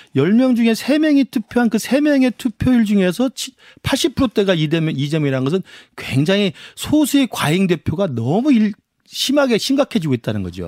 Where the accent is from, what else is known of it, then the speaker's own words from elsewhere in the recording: Honam, South Korea; 저도 호남 출신입니다만